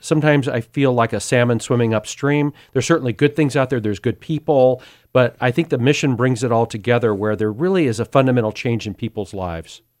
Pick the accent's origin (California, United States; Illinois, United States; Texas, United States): California, United States; Sacramento; I was born in South Sacramento in a middle class area. It was a bit of a rough area. Family of six